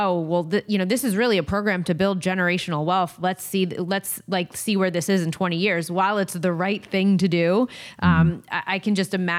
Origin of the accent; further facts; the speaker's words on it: New Jersey, United States; I am from New Jersey. I know the state very well. My whole family's in New Jersey.